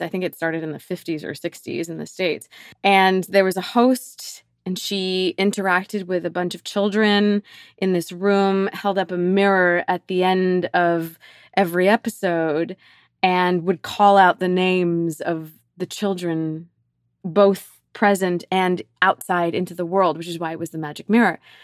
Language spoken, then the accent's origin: English; Canada; such a valuable piece of being Canadian specifically, 'cause it is truly unique to our country